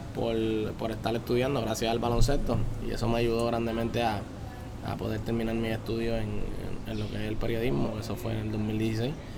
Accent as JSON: {"language": "Spanish", "town": "Las Piedras", "country": "Puerto Rico", "tie": "born or raised there", "also_born_or_lived": "Humacao", "said": "vivo en Las Piedras, soy pedreño, desde, nací en Humacao, pero desde que, desde que, ¿verdad? Mis papás siempre han vivido en Las Piedras"}